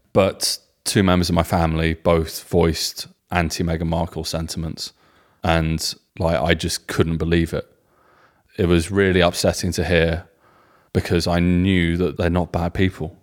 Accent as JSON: {"language": "English", "region": "England", "country": "United Kingdom", "said": "being English guys with German wives"}